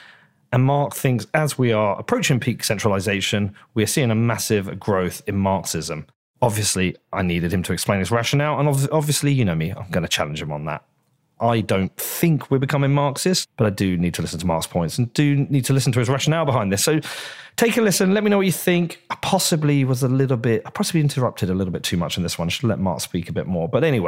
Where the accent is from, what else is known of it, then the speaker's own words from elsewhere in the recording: Bedford, East of England, United Kingdom; I actually traveled to my hometown of Bedford